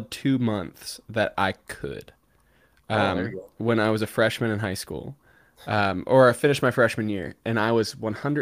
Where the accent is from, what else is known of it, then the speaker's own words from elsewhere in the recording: Cincinnati, Ohio, United States; moved away; Cincinnati, my hometown